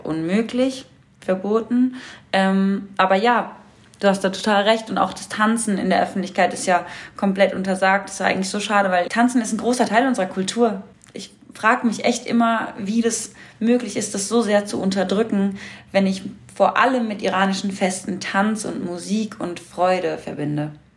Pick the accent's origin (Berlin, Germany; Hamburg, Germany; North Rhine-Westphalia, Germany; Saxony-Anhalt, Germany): Berlin, Germany; Ich bin hier in Deutschland aufgewachsen und geboren